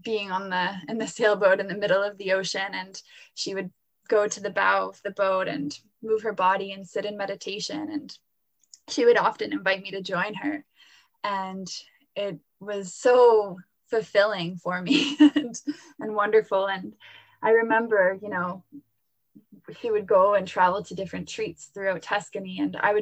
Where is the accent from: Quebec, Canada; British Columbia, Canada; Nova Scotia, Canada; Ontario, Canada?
Nova Scotia, Canada; Halifax; also born or lived in Florence, Italy; I was born and raised in Halifax, Nova Scotia here